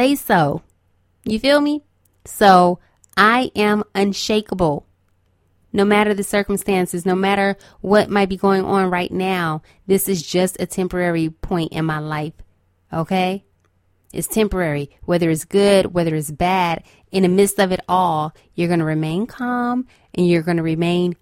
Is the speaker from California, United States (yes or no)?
yes; Los Angeles, California, United States; I'm from Los Angeles, okay, so I'm used to an earthquake here and there